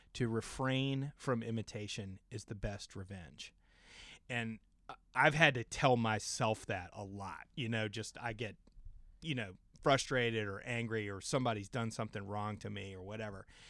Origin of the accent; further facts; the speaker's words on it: James River, Virginia, United States; I grew up out on the James River